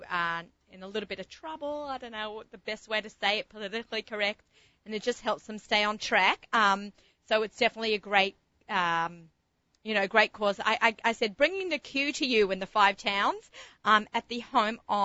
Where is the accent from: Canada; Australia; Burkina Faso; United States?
Australia; moved away; I'm an Aussie. I'm an Aussie